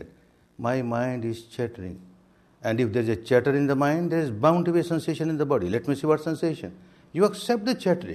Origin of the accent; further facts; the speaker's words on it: Myanmar; moved away as an adult; also born or lived in India; I was born and brought up in Myanmar